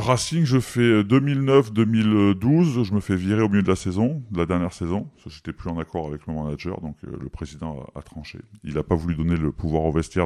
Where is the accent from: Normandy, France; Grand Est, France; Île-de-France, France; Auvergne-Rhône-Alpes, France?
Auvergne-Rhône-Alpes, France; Valence; je suis de Valence